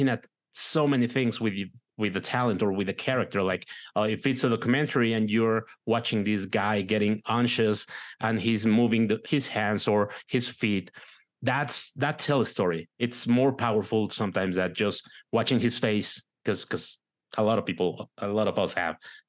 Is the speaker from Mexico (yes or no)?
yes; Mexico; English is a second language; also born or lived in Michigan; I'm from Mexico, right. So I have an accent.